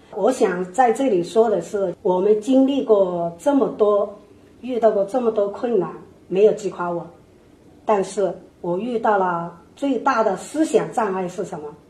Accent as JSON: {"language": "Chinese", "country": "China", "moved": "as an adult", "lives_now": "Seattle, United States", "said": "我们的根在中国，我们的家乡在中国"}